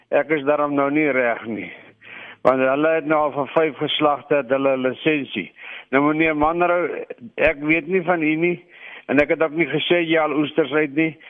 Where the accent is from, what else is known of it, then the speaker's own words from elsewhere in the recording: Klein Brak River, Western Cape, South Africa; ek het as kind in Kleinwrak rivier omgewing groot geword